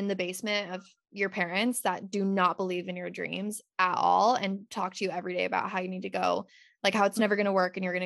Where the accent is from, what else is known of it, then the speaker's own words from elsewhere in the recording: Utah, United States; moved away as an adult; now in California, United States; while still being in Utah in my hometown